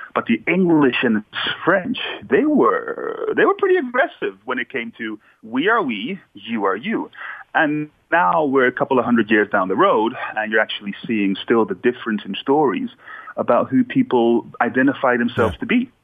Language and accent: English; Australia; moved away as an adult; also born or lived in Netherlands / Suriname; I was born in Holland, raised in Australia.